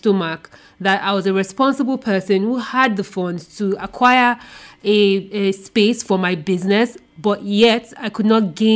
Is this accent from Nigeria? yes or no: yes; Nigeria; being a Nigerian woman who grew up in Nigeria